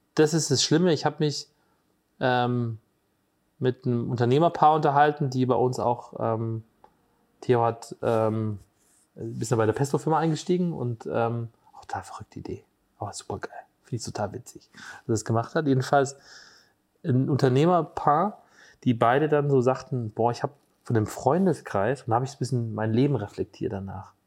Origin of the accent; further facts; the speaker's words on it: Hesse, Germany; moved away as an adult; now in Borken, Germany; bei uns in Hessen sagt man immer Gude